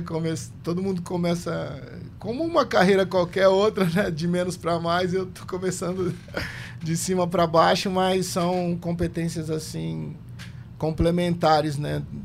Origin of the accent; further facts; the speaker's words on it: São Paulo, Brazil; Eu, eu sou é, paulista, meus pais são do interior de São Paulo, de Jaú, mas eu nasci em São Paulo, na Zona Sul, na periferia